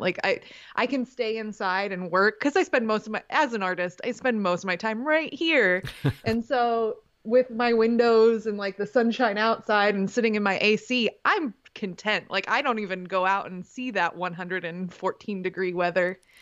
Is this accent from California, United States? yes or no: no; Canton, Ohio, United States; moved away as an adult; also born or lived in Kent, Ohio; now in Denton, United States; I grew up in Canton, mo, you know, studied in Kent, at Kent State